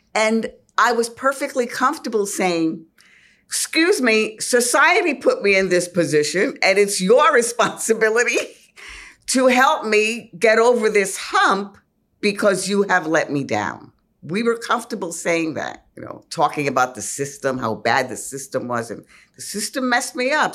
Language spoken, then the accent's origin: English; New York City, New York, United States; Though I'm a New Yorker, I was really a small town kid, the town being El Bronx